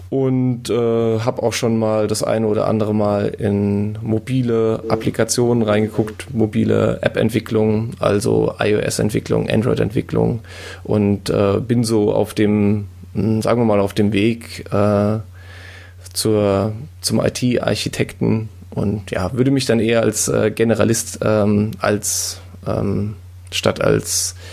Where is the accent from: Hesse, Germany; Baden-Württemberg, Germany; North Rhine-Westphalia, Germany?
Hesse, Germany; Ich, ich komme aus der Nähe von Frankfurt. Ähm, genauer gesagt aus dem Taunus.